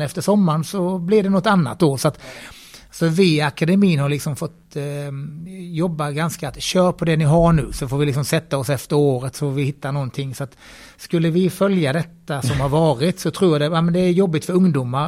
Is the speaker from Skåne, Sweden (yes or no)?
yes; Bromölla, Skåne, Sweden; now in Gothenburg, Sweden; jag kommer ju från Bromölla från början